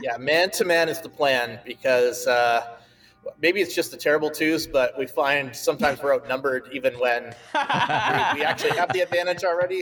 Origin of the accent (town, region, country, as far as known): Canada